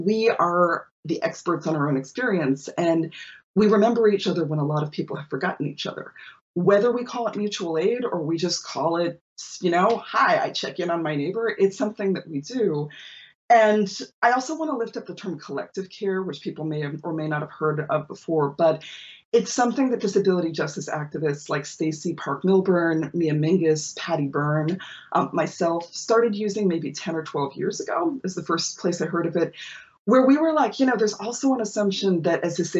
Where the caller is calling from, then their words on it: Toronto, Ontario, Canada; But I'm joining you from Toronto, which is on the territory of the Anishinaabe, Haudenosaunee, Huron Wendat, and Mississauga of New Credit people.